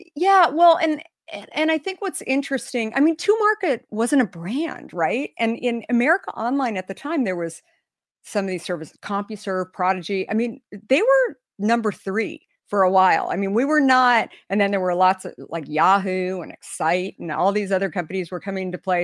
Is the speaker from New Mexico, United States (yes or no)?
no; Arizona, United States; moved away as an adult; also born or lived in New York; I grew up in Arizona